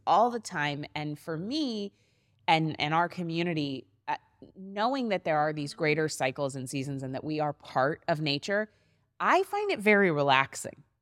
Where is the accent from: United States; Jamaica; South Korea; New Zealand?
United States; Maine; now in Miami, United States; my hometown in Maine, where I was living